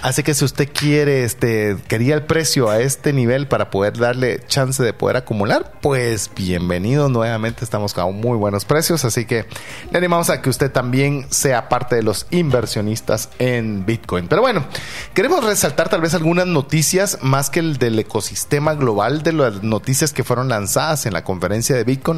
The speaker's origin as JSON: {"language": "Spanish", "country": "Guatemala", "said": "siendo un guatemalteco"}